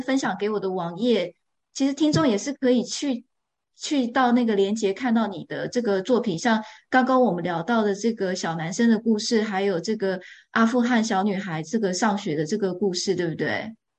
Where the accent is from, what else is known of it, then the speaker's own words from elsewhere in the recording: Taiwan; now in Edinburgh, United Kingdom; 我现在住在爱丁堡嘛，那我是在台湾长大的，所以，呃，我在台湾的小时候是，也是跟狗，狗一起长大的